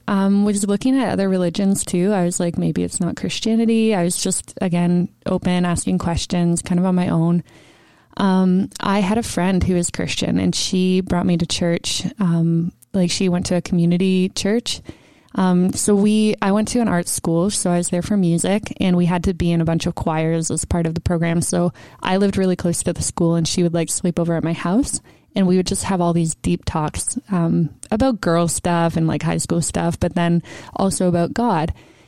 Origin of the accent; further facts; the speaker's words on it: Mississauga, Ontario, Canada; also born or lived in Toronto; now in Peterborough, Canada; I was born in Toronto, grew up in Mississauga, and lived there most of my life until I went to university here in Peterborough.